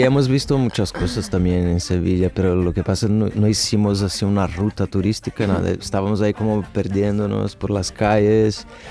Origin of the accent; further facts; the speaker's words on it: Brazil; soy de Brasil